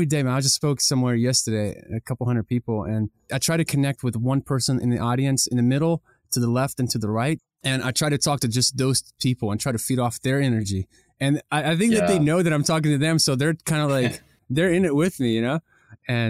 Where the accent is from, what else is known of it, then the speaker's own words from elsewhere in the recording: Ukraine; moved away; I grew up in Ukraine